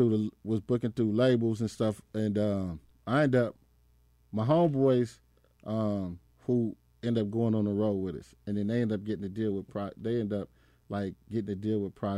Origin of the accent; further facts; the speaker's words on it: Compton, California, United States; So when I started DJing and shit, like … they knew I was from Compton, so they put the town together.